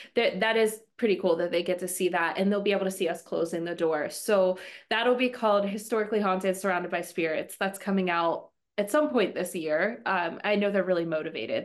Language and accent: English; Western Pennsylvania, United States; I am from Western Pennsylvania.